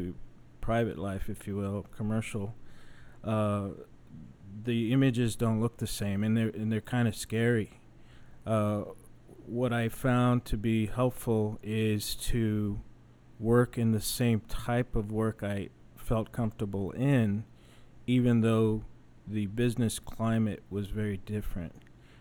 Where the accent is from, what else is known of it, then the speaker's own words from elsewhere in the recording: San Antonio, Texas, United States; moved away as an adult; I'm originally from San Antonio, but I spent 23 years in the Air Force